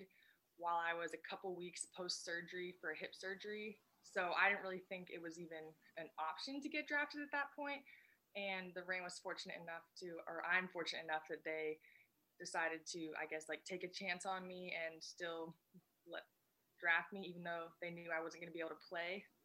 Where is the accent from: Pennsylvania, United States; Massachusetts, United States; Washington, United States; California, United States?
Washington, United States; Bellevue; now in Tacoma, United States; I'm from Bellevue, Newcastle